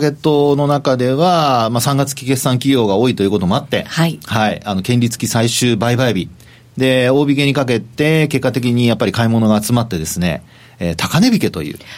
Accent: Osaka, Japan; 僕はあの関西出身なんで

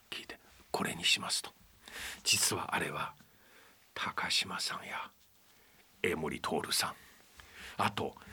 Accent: Shanghai, China; Japanese is a second language; now in Japan; 私は上海から日本にやってきて日本に着いてからあ UAO で勉強し始めたものですが

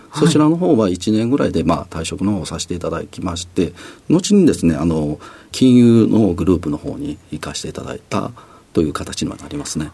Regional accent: Osaka, Japan

